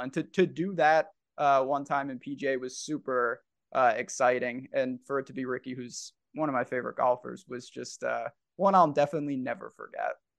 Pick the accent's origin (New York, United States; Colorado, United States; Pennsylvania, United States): New York, United States; I'm from New York